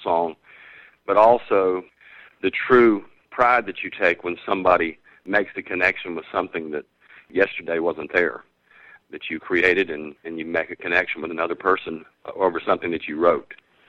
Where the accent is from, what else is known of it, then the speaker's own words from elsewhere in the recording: Savannah, Georgia, United States; I jokingly refer to him as the other songwriter from Savannah, Georgia.